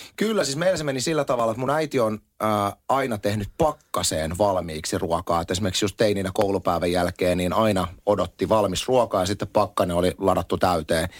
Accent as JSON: {"language": "Finnish", "town": "Espoo", "region": "Uusimaa", "country": "Finland", "also_born_or_lived": "Lohja", "said": "minä olen Espoosta, vaan sit musta tulee hesalainen"}